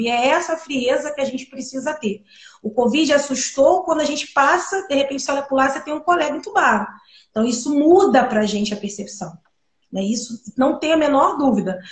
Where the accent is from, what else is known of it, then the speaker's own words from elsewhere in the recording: Brazil; A gente é brasileiro